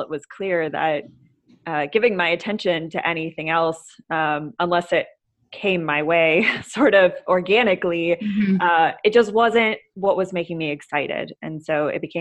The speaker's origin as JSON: {"language": "English", "region": "Minnesota", "country": "United States", "tie": "born or raised there", "also_born_or_lived": "Seattle", "moved": "yes", "lives_now": "Los Angeles, United States", "said": "I grew up in Minnesota"}